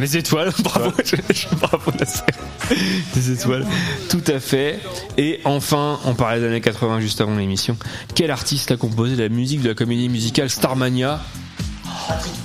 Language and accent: French; Caen, Normandy, France; je suis de Caen